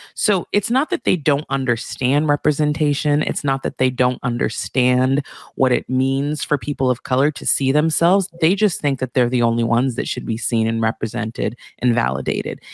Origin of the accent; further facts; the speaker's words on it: Santa Barbara, California, United States; also born or lived in Beverly Hills; I grew up in Santa Barbara